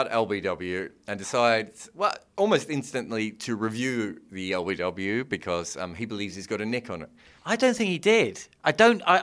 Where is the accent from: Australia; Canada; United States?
Australia; So, you know, it, it was a privilege to be here as an Australian.